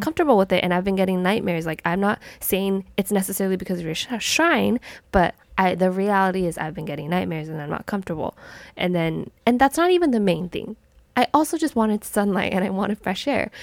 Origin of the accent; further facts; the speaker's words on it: United States; I was literally, like, born and raised my whole entire life in America.